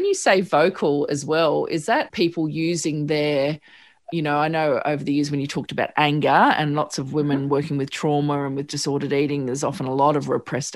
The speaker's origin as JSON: {"language": "English", "town": "Sydney", "region": "New South Wales", "country": "Australia", "tie": "born or raised there", "said": "I grew up on the Northern Beaches where there's a certain look and vibe out here."}